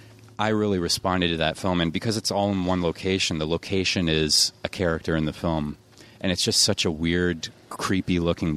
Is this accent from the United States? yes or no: no; Canada; my hometown in Canada